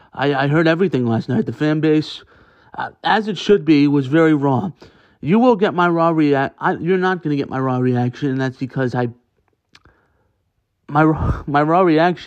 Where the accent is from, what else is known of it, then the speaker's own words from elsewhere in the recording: Pennsylvania, United States; I grew up in Pennsylvania.